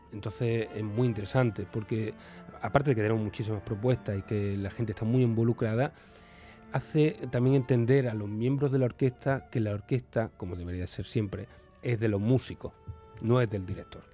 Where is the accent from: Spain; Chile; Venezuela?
Spain; Seville, Andalusia; yo vengo de Sevilla